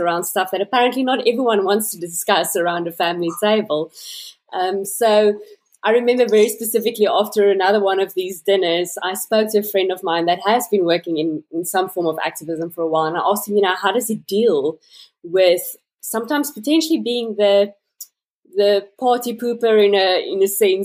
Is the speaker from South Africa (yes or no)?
yes; South Africa; I'm a South African-born resident, currently living in Cape Town.